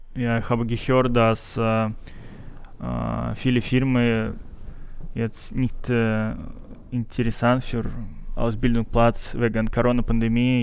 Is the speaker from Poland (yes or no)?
no; Siberia, Russia; German is a second language; moved away as an adult; now in Germany; ich komme aus Russland